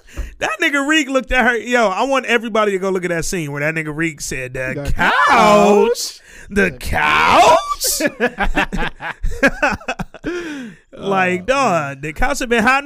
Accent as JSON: {"language": "English", "region": "the South", "country": "United States", "said": "I'm from the South"}